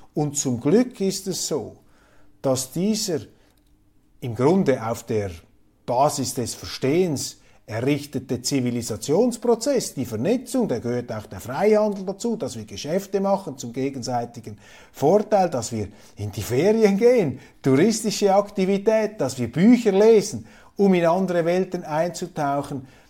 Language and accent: German; Switzerland; als Schweizer, ich bin ja ein Kleinstaatler